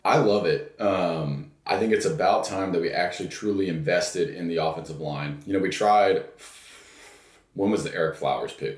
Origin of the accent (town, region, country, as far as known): Texas, United States; born or raised there; also born or lived in New York